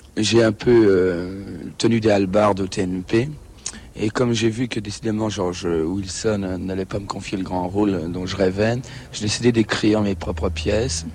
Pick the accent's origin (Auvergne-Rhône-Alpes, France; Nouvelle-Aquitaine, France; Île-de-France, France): Île-de-France, France; Charenton-le-Pont; Je suis né à Charenton